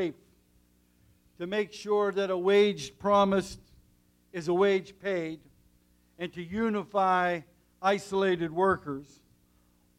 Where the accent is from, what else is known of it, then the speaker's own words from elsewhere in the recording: Nemacolin, Pennsylvania, United States; I came from coal country, from the mountains and the valleys of southwestern Pennsylvania, from a small town called Nemacolin